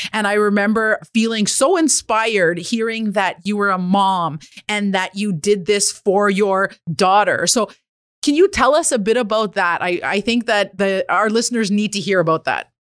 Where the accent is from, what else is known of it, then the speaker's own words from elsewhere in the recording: Kitigan Zibi Anishinabeg, Quebec, Canada; I'm an entrepreneur from Kittagon, Zebe, and Anishinaabe Bank